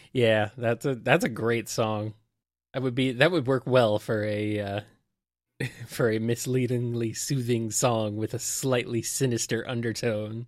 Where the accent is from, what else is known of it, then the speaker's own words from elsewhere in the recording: United States; I am American